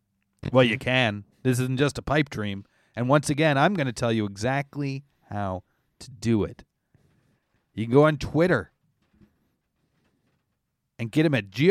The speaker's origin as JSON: {"language": "English", "country": "Canada", "said": "Pretty much. I'm Canadian."}